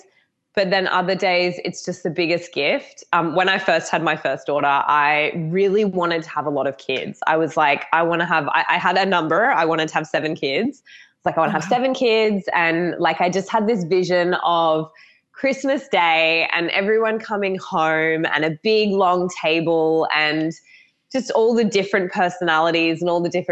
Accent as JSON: {"language": "English", "country": "Australia", "also_born_or_lived": "Gold Coast, Queensland", "accent": "Australian", "said": "I'm obviously Australian, if no one has picked up the accent yet"}